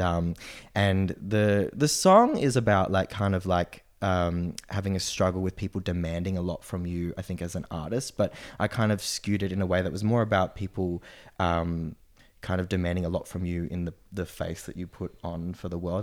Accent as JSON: {"language": "English", "town": "Noosa", "region": "Queensland", "country": "Australia", "tie": "born or raised there", "also_born_or_lived": "Sydney, Australia", "lives_now": "Brisbane, Australia"}